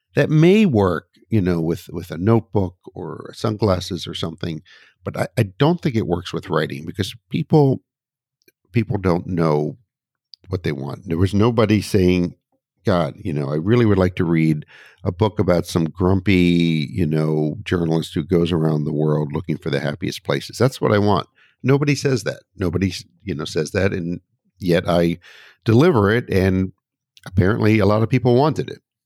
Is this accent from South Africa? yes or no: no; United States; my home country, the U S.